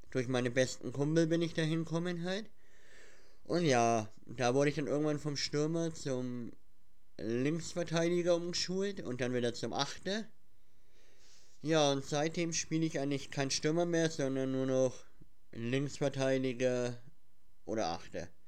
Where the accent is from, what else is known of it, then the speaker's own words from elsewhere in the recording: Schwabach, Bavaria, Germany; Und woher wir kommen? Wir kommen aus dem Schwabacher Raum. Ja, also für die meisten äh, ist Schwabach ja eher unbekannt, glaube ich. Aber wir kommen aus dem Schwabacher Raum, ja.